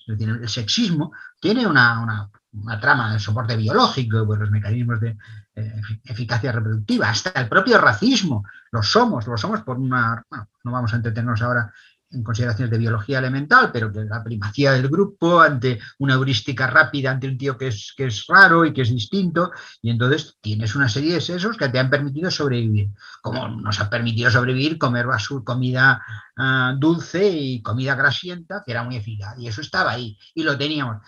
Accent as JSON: {"language": "Spanish", "region": "Catalonia", "country": "Spain", "said": "somos los catalanes"}